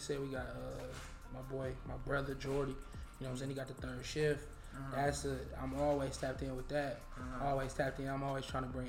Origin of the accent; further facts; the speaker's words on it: Cleveland, Ohio, United States; I'm from the East Side of Cleveland too.